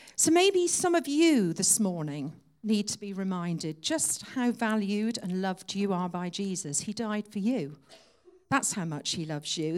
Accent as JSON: {"language": "English", "town": "Exeter", "region": "South West England", "country": "United Kingdom", "tie": "born or raised there", "said": "I was born and brought up in Exeter."}